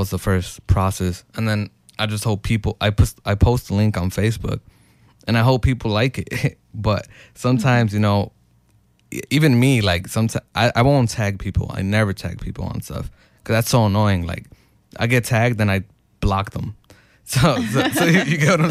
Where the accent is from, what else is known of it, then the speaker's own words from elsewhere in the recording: Chicago, Illinois, United States; I'm from Little Village, Chicago, Illinois, 60623